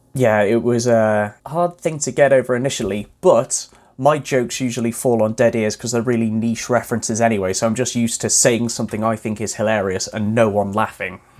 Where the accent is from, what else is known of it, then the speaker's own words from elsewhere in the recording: Wales, United Kingdom; my hometown in Wales.